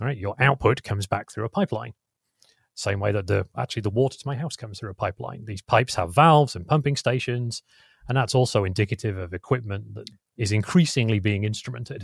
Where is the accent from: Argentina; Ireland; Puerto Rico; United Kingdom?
United Kingdom; England; now in California, United States; I'm English originally